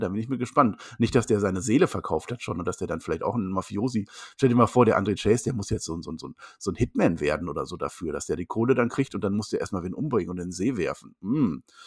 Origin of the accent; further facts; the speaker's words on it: Münster, North Rhine-Westphalia, Germany; Ich komme aus dem Münster